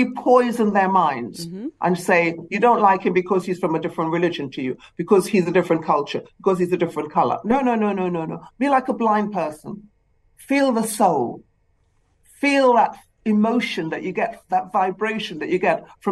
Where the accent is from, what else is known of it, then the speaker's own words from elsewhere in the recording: Trinidad & Tobago; also born or lived in England; now in United Kingdom; I was born in the Caribbean, in Trinidad.